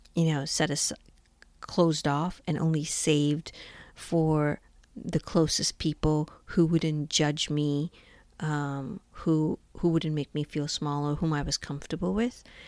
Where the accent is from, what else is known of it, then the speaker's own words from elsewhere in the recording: India; moved away as an adult; now in United States; I was born and brought up in India and moved to the United States when I was twenty years old